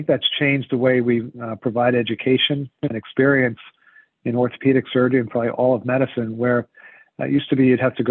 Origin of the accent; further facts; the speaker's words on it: United States; moved away as an adult; also born or lived in Princeton, New Jersey / San Francisco, California; now in Rhode Island, United States; I grew up just outside of New York City